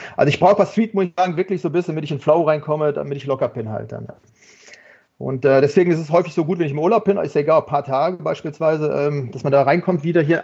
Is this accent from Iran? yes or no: no; Germany; ich bin zwar hier in Deutschland geboren